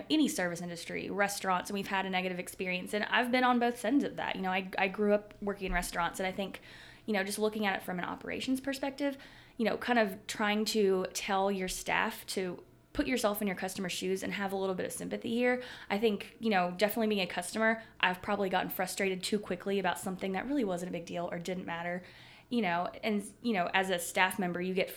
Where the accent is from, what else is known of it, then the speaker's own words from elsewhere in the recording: Mississippi, United States; moved away; I'm from Mississippi